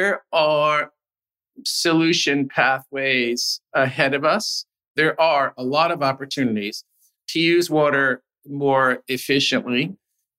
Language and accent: English; United States; as an American